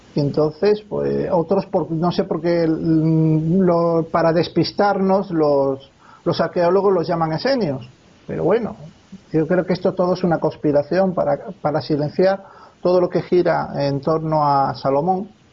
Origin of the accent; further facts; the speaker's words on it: Spain; also born or lived in Alicante; Y yo soy español. Yo soy español y vivo aquí en España